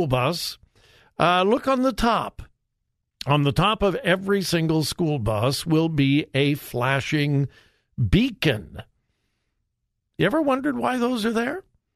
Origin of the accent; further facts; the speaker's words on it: California, United States; moved away as an adult; now in Ohio, United States; I'm a California kid. Joy and I moved here in March of 76. So, had not been here long in Ohio